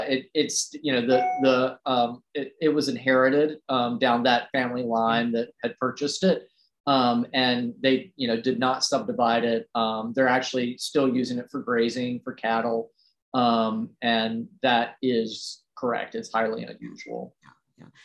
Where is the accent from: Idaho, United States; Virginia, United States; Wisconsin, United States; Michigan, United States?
Virginia, United States; Roanoke; I grew up in Roanoke, Virginia, which is a small city